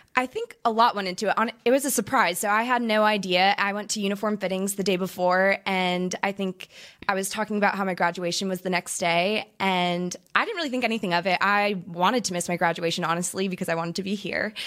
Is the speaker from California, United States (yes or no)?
yes; Orange County, California, United States; I grew up in Orange County, California